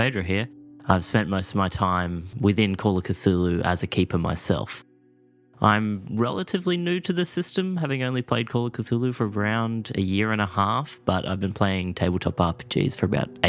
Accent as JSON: {"language": "English", "country": "Australia", "said": "I'm the Australian aspect of the Stars Are Right"}